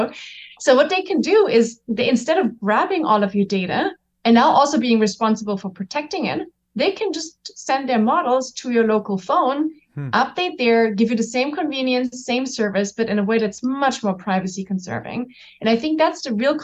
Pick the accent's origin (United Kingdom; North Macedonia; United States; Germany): Germany; I'm German, so I grew up in Germany.